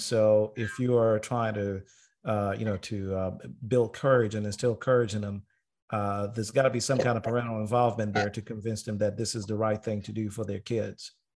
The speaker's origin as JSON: {"language": "English", "country": "Tanzania", "tie": "born or raised there", "moved": "yes", "lives_now": "United States", "said": "I was born and raised in Tanzania before I moved to America"}